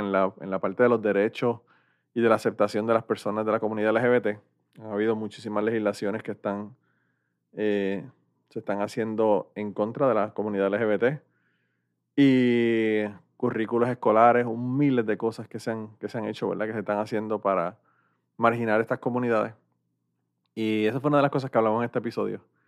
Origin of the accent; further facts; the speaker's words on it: Puerto Rico; now in United States; somos de Puerto Rico